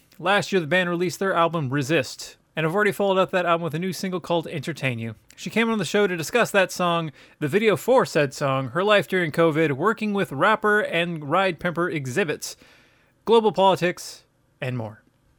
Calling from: California, United States; I'm calling from California

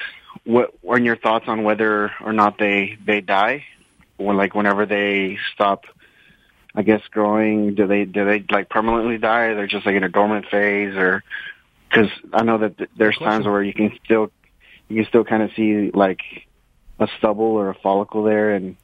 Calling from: Dallas, Texas, United States; from Dallas.

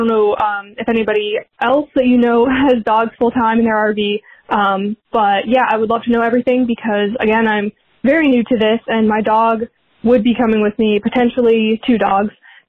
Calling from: Pittsburgh, Pennsylvania, United States; I'm calling from Pittsburgh, Pennsylvania.

